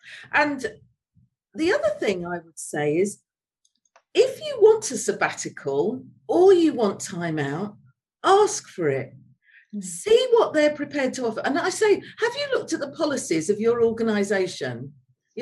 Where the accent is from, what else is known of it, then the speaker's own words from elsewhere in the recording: London, United Kingdom; moved away as an adult; also born or lived in Leeds; now in Spain; I'm a Londoner at heart, and I do miss London, and I miss Leeds as well